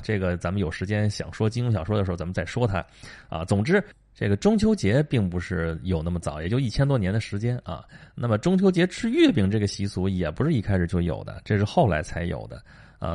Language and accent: Chinese; China; 这对我们中国人来说真是大节啊